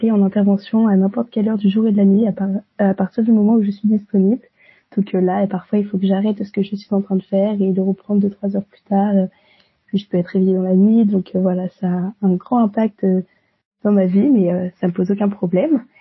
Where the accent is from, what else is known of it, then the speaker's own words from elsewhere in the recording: Orléans, Centre-Val de Loire, France; moved away as an adult; now in Rennes, France; je viens d'Orléans, j'ai eu un bac ES euh, à Orléans et ensuite j'ai décidé de poursuivre mes études à Rennes en licence de droit et sciences politiques.